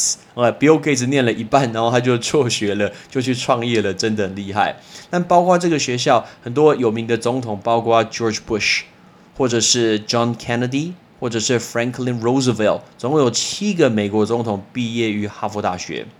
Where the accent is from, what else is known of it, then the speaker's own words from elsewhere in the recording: Taiwan; 有一个很有名的人是我们台湾人